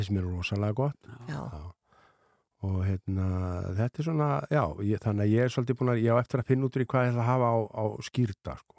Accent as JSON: {"language": "Icelandic", "town": "Ísafjörður", "region": "Westfjords", "country": "Iceland", "tie": "born or raised there", "said": "ég er alveg upp á Ísafjörði"}